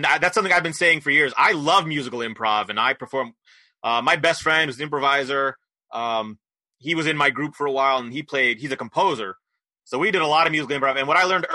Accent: Poughkeepsie, New York, United States; moved away as an adult; now in Philadelphia, United States; I grew up in New York State, in Poughkeepsie, New York, but I've been here since college, so I've been in Philly for some close to 30 years now

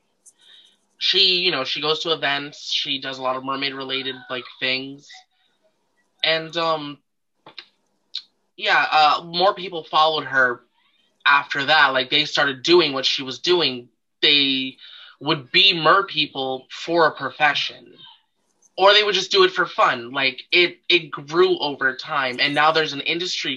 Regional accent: New York City, New York, United States; Astoria, I was born and raised in Queens, Astoria. This is my home

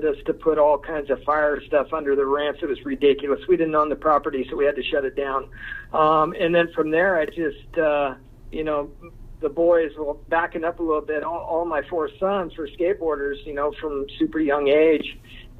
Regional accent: Lakewood, California, United States; I grew up in Lakewood, Long Beach, California

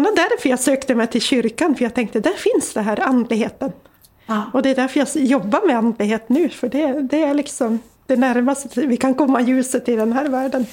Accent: Sweden; I den tro jag var uppväxt med i Lappland

